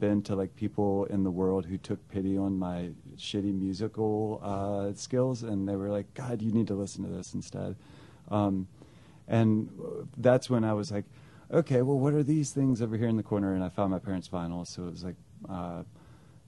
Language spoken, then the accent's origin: English; Greensboro, North Carolina, United States; also born or lived in Scottsdale, Arizona; now in Charlotte, United States; I grew up in Greensboro, North Carolina